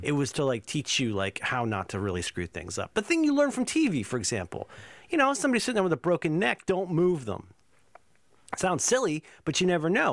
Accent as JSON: {"language": "English", "region": "Southwest Ohio", "country": "United States", "said": "I'm from Ohio, Southwest Ohio"}